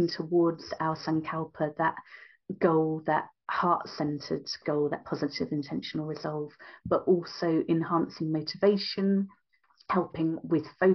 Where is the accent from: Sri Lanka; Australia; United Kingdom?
United Kingdom; London; also born or lived in West of Ireland; now in Ireland; I'm Indian Irish but born in London, my West of Ireland lifestyle